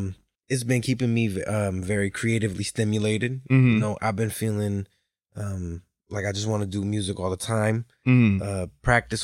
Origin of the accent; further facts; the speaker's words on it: Norwalk, Connecticut, United States; Norwalk, Connecticut, yes. Now, and I was born and raised there.